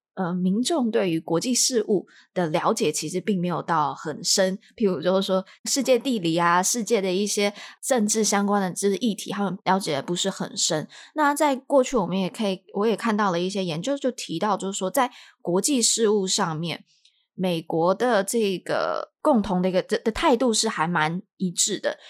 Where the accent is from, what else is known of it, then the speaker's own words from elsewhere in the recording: Taiwan; moved away as an adult; now in United States; 从小在这个环环境长大嘛，的一个，台湾人这些因素，让我到了美国之后